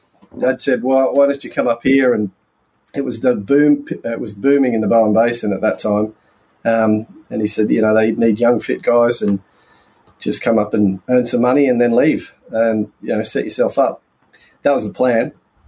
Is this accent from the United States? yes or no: no; England, United Kingdom; now in Australia; We came out from England, so he was underground longwall mining in England, and came out here and we moved to Lithgow.